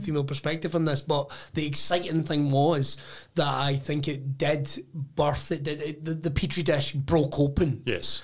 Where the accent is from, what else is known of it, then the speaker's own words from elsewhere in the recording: Irvine, Scotland, United Kingdom; growing up in Irvine